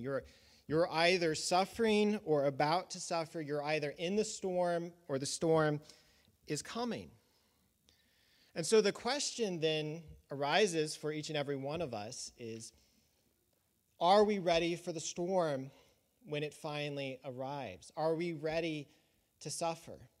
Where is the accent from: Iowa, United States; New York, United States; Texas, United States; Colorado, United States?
Colorado, United States; when I was a, a child growing up in Colorado